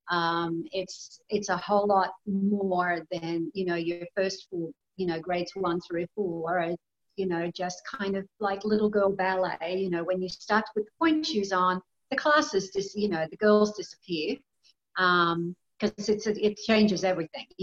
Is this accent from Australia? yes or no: yes; Australia; also born or lived in Gold Coast, Queensland; I'm Australian. I was born in a tiny little country town um, with, you know, very small population.